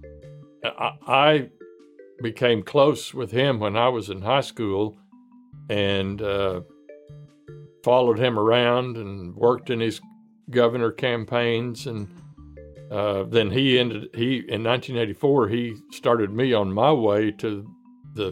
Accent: McAlester, Oklahoma, United States; growing up in McAllister

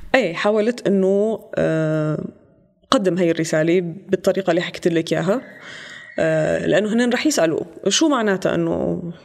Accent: Syria; moved away as an adult; also born or lived in Lebanon; now in Germany; كنت بلبنان ضليت سنتين ونص بعد ما طلعت من سوريا بال 2015 وبعدين اجيت لهون

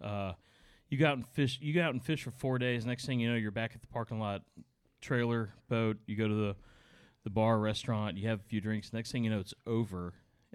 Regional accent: Charleston, South Carolina, United States; here in my hometown

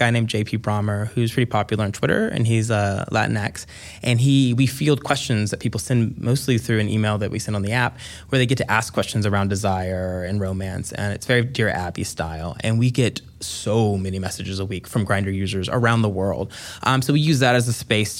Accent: the South, United States; as a black person, I saw that a lot growing up in the South

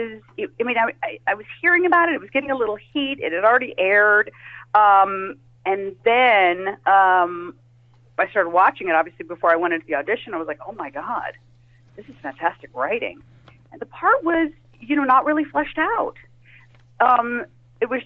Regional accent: California, United States; we're both native. We're from California

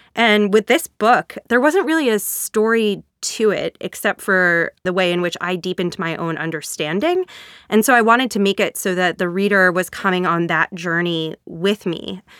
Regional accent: United States; accent: regional accent; also born or lived in Boston, Massachusetts / Hartford, Connecticut; I grew up in Boston and in Hartford, Connecticut

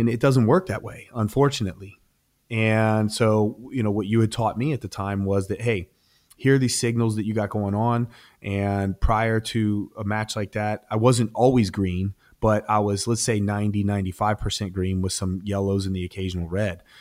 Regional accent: Ohio, United States; moved away; Columbus, Ohio. So I was, I was competing in my home state at the time.

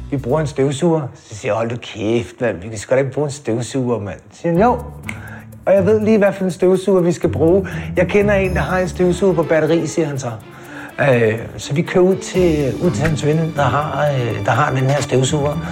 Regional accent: Amager, Capital Region of Denmark, Denmark; Jeg er øh, født og opvokset på Amager.

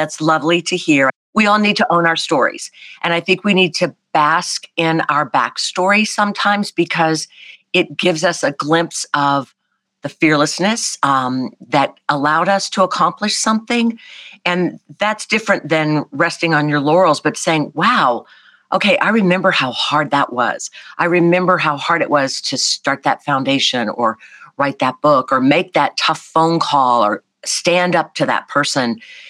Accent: the South, United States; not just because I'm from the South, where that's kind of a easy quality to placate, you know, be nice.

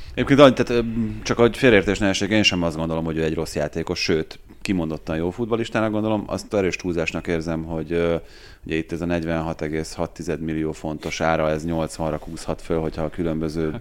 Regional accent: Hungary

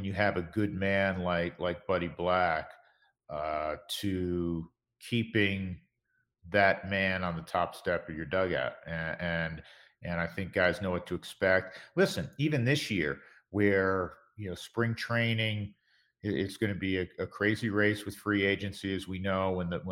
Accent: New York, United States; now in Colorado, United States; I'm from New York. As you know, you and I are both from that area. I grew up a Mets fan

